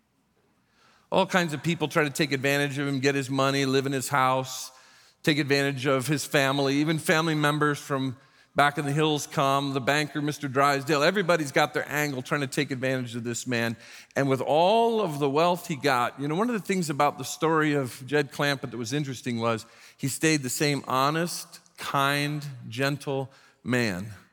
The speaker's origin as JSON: {"language": "English", "town": "South Bend", "region": "Indiana", "country": "United States", "tie": "born or raised there", "moved": "yes", "said": "we were raised in the South Bend, Indiana, Indiana area"}